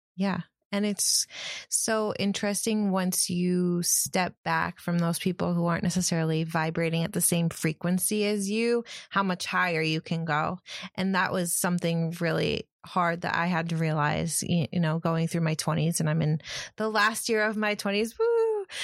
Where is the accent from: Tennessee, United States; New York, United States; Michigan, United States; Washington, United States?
New York, United States; Ithaca; now in New Jersey, United States; I grew up in Ithaca, New York, which is probably the hippie capital of the East Coast